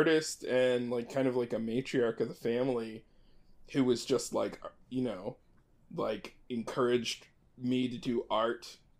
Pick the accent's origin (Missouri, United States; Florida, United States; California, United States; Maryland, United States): Maryland, United States; I grew up in Maryland. I grew up in a couple different places. My family moved around a lot when I was a kid, but we sort of ended up in the East Coast of the U.S. in Maryland